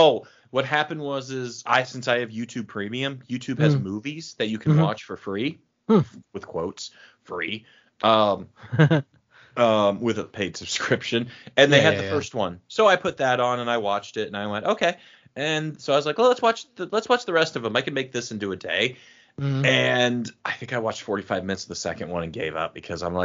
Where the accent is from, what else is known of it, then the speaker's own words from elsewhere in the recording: Cork, Munster, Ireland; born there; No, I was born in Cork, Ireland, but yeah.